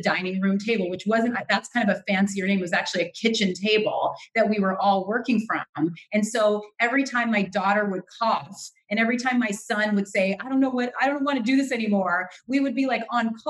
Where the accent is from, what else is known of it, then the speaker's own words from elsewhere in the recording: California, United States; moved away as an adult; also born or lived in New York; now in New Jersey, United States; I'm originally from California. That's where I went to UC Berkeley, a UC just like similar to you. And I grew up in California